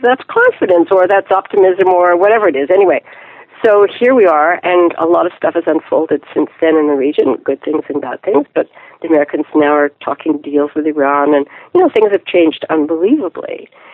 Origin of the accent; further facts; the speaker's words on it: Ottawa, Ontario, Canada; also born or lived in Quebec City; I grew up uh, mostly in Ottawa, Ontario, Canada